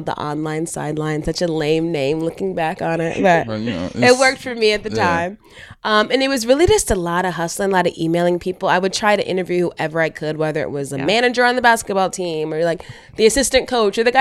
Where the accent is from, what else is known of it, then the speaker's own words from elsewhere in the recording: Georgia, United States; moved away; I'm from Georgia, so we stopped at my home